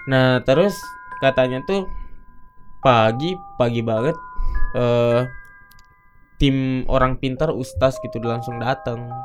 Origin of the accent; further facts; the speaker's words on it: South Sulawesi, Indonesia; moved away; Nah, aku tuh dari Bugis gitu. Nah, setiap kita ngerantau pasti ada aja gitu yang kita pegang gitu.